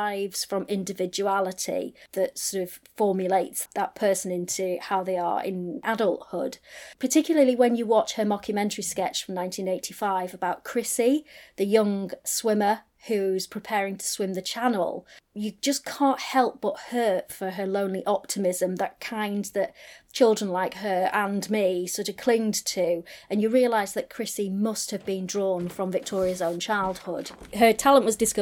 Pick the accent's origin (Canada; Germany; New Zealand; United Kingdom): United Kingdom; the north of England; Being a Northerner myself